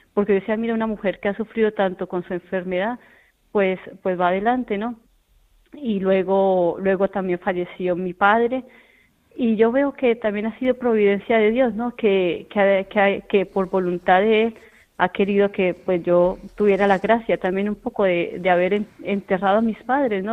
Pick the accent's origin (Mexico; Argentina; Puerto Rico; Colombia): Colombia; now in El Puerto de Santa María, Spain; nosotros somos de Colombia, de muy cerca de la capital, de Bogotá, que se llama un, pueblito, eh, que se llama Huaté